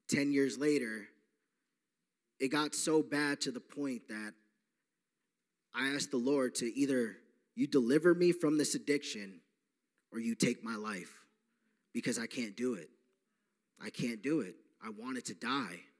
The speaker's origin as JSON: {"language": "English", "area": "Long Island", "region": "New York", "country": "United States", "said": "I am from Long Island, New York. I am 28 years old. Uh, just like Ray, I grew up uh, with a good family, but I was raised Catholic."}